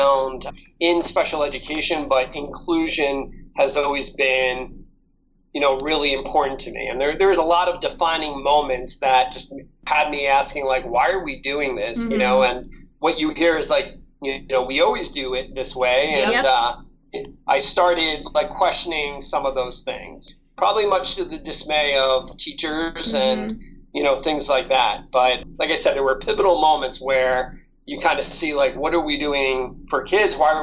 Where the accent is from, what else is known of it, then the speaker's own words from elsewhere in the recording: New York, United States; now in Nevada, United States; I grew up in New York and born and bred in New York